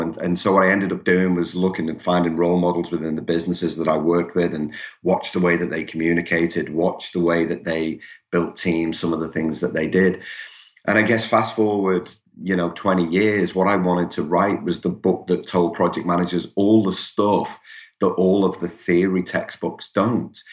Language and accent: English; Liverpool, North West England, United Kingdom; accent: Liverpool; now in Melbourne, Australia; I'm originally from from Liverpool in, in England. That that will come through for those of you familiar with the English accent